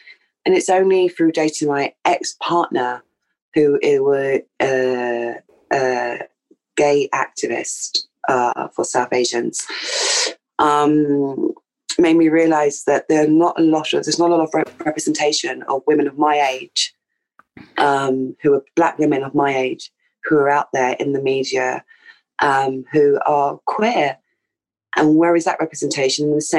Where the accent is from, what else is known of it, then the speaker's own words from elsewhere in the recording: Jamaica; Yeah. We're from Jamaica.